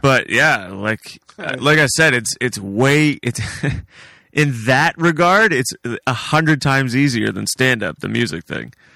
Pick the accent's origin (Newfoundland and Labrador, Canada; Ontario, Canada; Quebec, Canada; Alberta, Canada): Ontario, Canada; Hamilton; moved away as an adult; now in Delhi, Canada; I'm originally from Hamilton